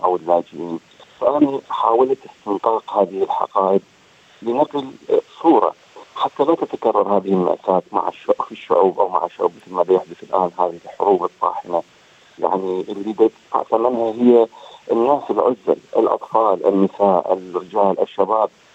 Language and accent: Arabic; Iraq; moved away as an adult; also born or lived in Amman, Jordan; now in Australia; الهجره الثالثه التي حدثت لي هي عندما غادرت العراق الى عمان وسكنت في الاردن